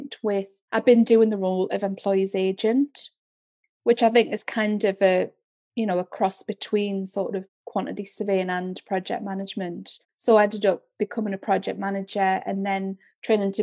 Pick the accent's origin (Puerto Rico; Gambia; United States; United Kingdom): United Kingdom; the North East, North East England; moved away as an adult; also born or lived in London; I'm from the Northeast